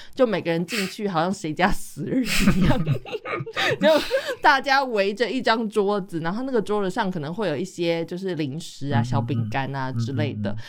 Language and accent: Chinese; Taiwan; moved away as an adult; now in Netherlands; 我是台湾人嘛